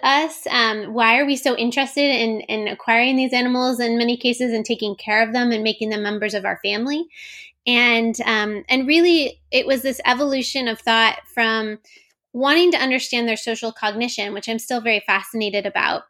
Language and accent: English; Florida, United States; moved away; also born or lived in Oregon; I grew up in Florida